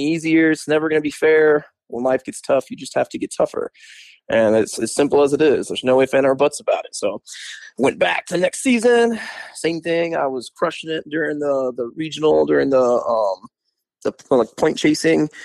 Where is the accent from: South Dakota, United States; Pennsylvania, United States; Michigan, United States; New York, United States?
Michigan, United States; Kalamazoo; I'm from Kalamazoo